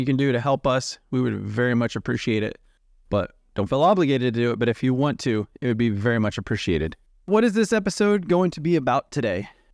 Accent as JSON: {"language": "English", "country": "United States", "said": "I'm from the United States"}